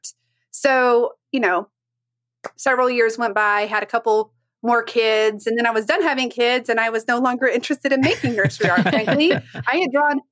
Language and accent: English; Dallas, Texas, United States; I was born in Dallas, Texas.